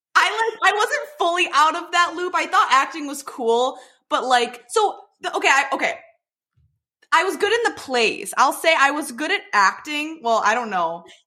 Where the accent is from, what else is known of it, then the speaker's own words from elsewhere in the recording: Detroit, Michigan, United States; also born or lived in Plymouth, Michigan; I am from the Detroit area, live in Plymouth